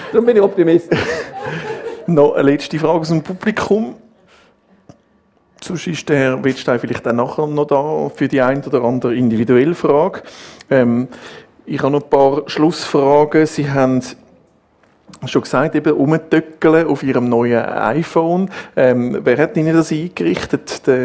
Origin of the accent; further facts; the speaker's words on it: Switzerland; So sind wir Schweizer, das ist nicht so einfach.